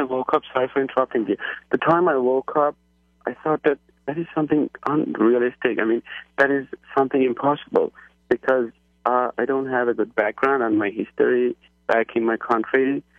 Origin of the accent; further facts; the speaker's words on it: Iran; moved away as an adult; now in United States; Well, I'm originally from Iran. 2 years ago, I migrated to the United States.